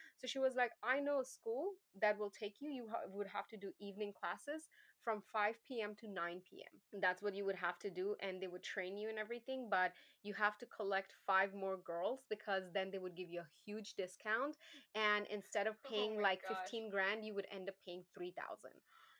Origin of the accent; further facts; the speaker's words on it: Pakistan; English is a second language; moved away; when I came from Pakistan, I had a certification. We don't have state boards there.